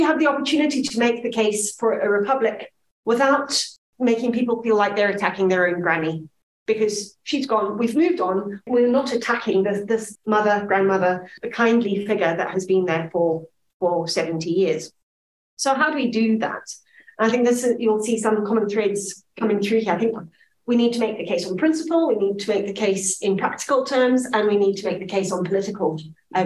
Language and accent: English; Zimbabwe; now in Scotland, United Kingdom; my Zimbabwean childhood